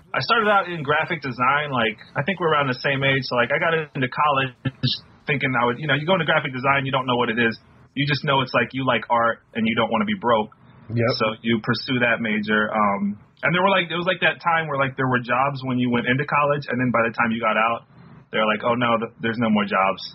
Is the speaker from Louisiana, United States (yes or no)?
yes; Arcadia, Louisiana, United States; moved away as an adult; also born or lived in Shreveport, Louisiana; I grew up in this small town, Arcadia.